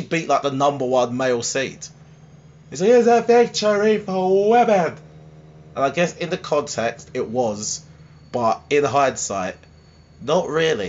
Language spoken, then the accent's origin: English; Harlow, East of England, United Kingdom; Harlow. Yay. My hometown.